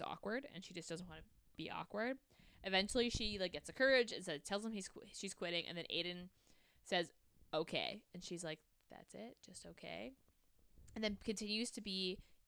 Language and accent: English; Canada; As a Canadian